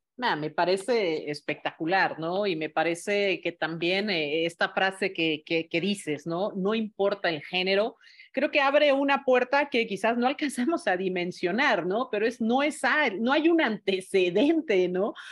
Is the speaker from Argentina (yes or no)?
no; Mexico; como mexicanos